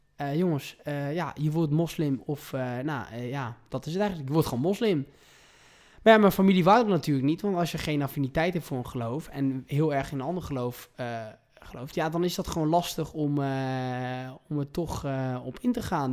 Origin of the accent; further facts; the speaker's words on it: Provence-Alpes-Côte d'Azur, France; moved away as an adult; also born or lived in The Hague, Netherlands; now in Amsterdam, Netherlands; ik ben dus geboren in Den Haag. Eh, en toen ik eh, drie jaar oud was, ben ik met mijn zusje, mijn moeder en mijn vader verhuisd naar Zuid-Frankrijk. En ik heb dat om mijn eh, achttiende e gewoond.